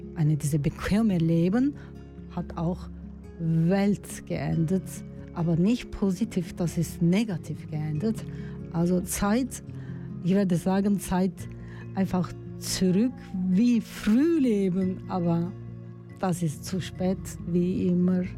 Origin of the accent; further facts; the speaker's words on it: Turkey; German is a second language; moved away as an adult; now in Switzerland; in meinem Heimatland in der Türkei